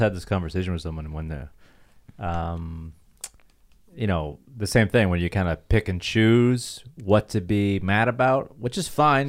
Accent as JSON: {"language": "English", "town": "Toronto", "region": "Ontario", "country": "Canada", "tie": "born or raised there", "moved": "yes", "said": "my hometown, Toronto"}